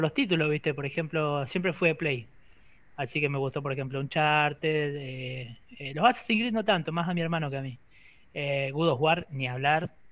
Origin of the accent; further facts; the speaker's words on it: near Bahía Blanca, Buenos Aires, Argentina; now in Rosario, Argentina; yo soy de punta de Bahía